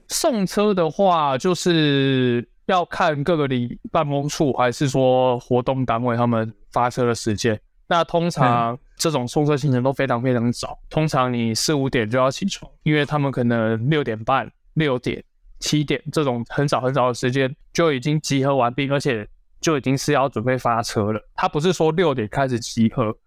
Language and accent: Chinese; Tainan, Taiwan; also born or lived in Taipei; 我现在回到台南，因为我本身是台南人，那我就回到台南的议员办公室